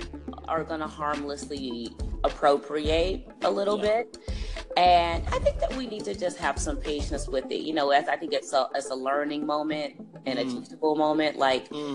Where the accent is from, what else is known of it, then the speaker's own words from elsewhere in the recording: Chicago, Illinois, United States; I'm from Chicago